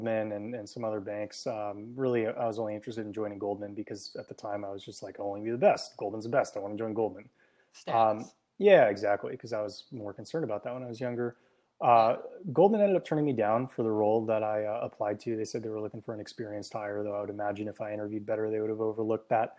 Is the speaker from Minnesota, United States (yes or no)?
no; San Francisco Bay Area, California, United States; also born or lived in Hong Kong; I grew up in the San Francisco Bay Area